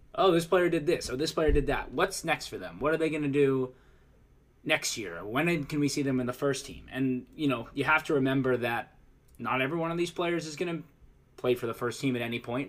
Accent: United States; As an American myself

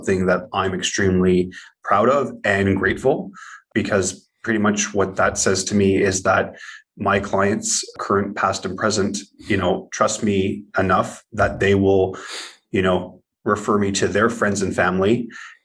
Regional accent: Ottawa, Ontario, Canada; born and raised in Ottawa, Ontario, Canada, which is the nation's capital

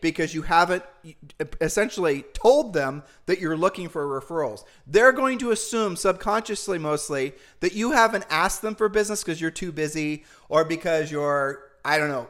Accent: Ohio, United States; We're humble people from Ohio

